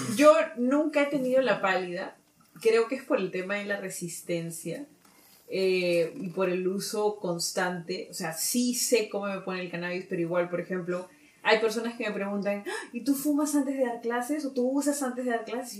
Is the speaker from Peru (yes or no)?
yes; Peru